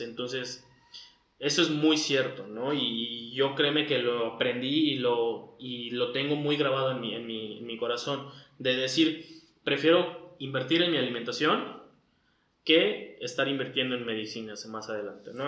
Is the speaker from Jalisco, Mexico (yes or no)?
no; Cancún, Quintana Roo, Mexico; also born or lived in Valladolid; soy aquí de Cancún